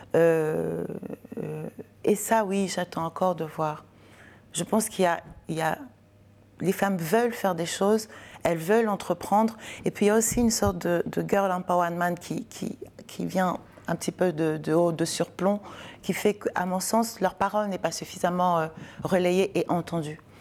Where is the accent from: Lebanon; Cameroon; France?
Cameroon; j'ai grandi au Cameroun.